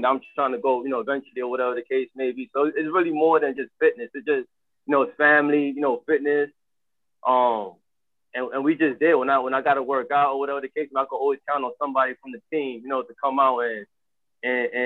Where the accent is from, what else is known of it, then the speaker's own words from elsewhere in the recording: New York City, New York, United States; now in Bronx, New York, United States; I was born and raised in Harlem. So I moved out here to the Bronx 2014